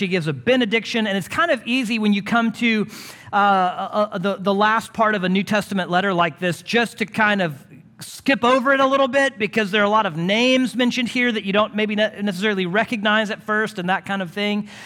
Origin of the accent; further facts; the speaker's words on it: Houston, Texas, United States; moved away as an adult; now in Longview, United States; growing up in Houston